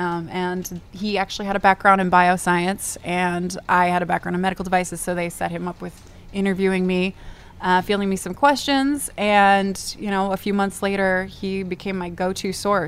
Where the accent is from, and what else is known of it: Cleveland, Ohio, United States; moved away